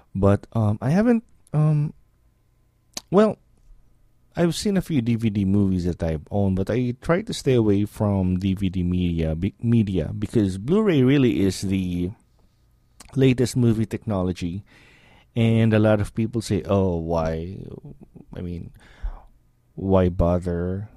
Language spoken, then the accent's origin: English; Philippines; moved away as an adult; now in Cleveland, United States; I grew up in the Philippines